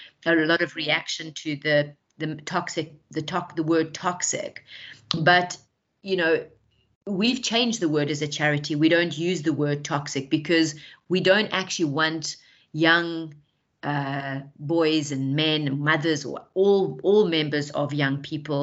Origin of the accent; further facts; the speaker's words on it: South Africa; I'm South African